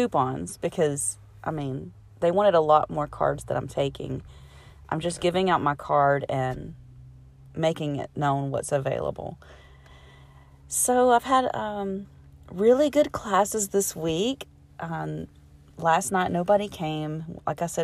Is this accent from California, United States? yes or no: no; Alabama, United States; I'm from Alabama